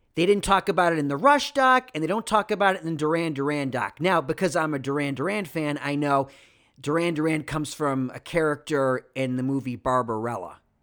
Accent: Rochester, New York, United States; moved away; also born or lived in California; my hometown of Rochester, New York

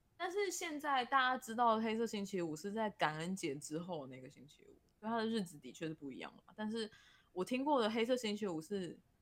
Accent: Taiwan; 因为我们是台湾人，我们已经在台湾待太久

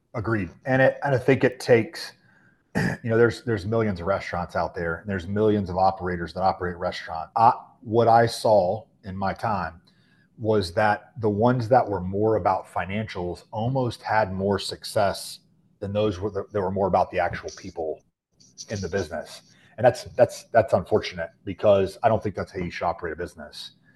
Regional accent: Charlotte, North Carolina, United States; born and raised in the Charlotte, the greater Charlotte area

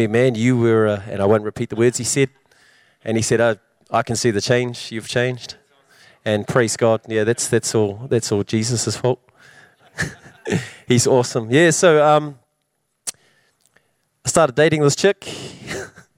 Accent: Wellington, New Zealand; moved away as an adult; now in Hamilton, New Zealand; I'm from Wellington

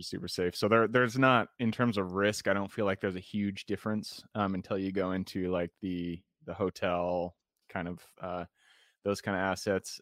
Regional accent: Enumclaw, Washington, United States; also born or lived in Renton / Seattle; I was born in Renton, I grew up in Enumclaw

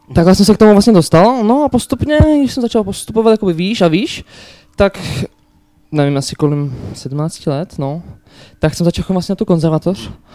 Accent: Slovakia; Czech is a second language; now in Plzeň, Czech Republic; jsem měl problém s češtinou, jakož jsem ze Slovenska

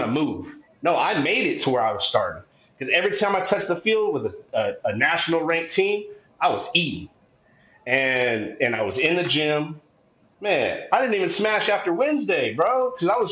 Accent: San Diego, California, United States; I'm from San Diego

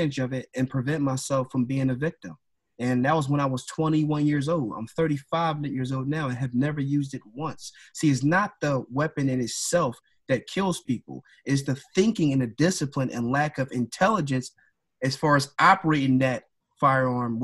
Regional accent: Philadelphia, Pennsylvania, United States; growing up in Philadelphia

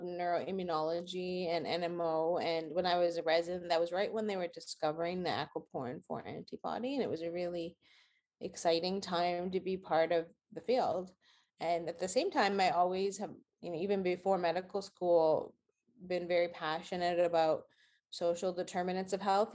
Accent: Saskatchewan, Canada; moved away as an adult; now in Boston, United States; I'm originally from Saskatchewan in Canada, in Western Canada

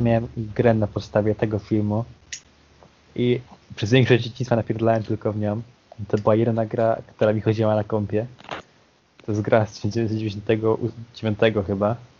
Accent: Poznań, Greater Poland, Poland; Pochodzę z Poznania

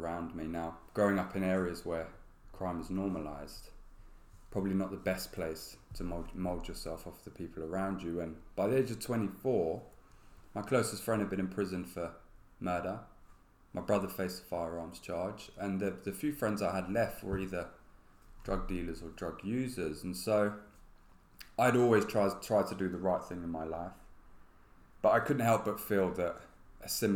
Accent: London, United Kingdom; born and bred in London

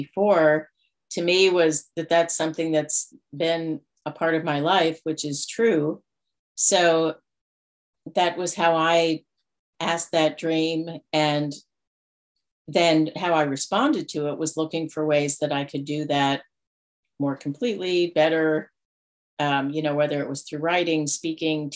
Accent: New York, United States; moved away; also born or lived in Denver, Colorado / Colorado; I was born in Denver, but didn't grow up there. My family moved when I was 2 to New York. So that's where I grew up.

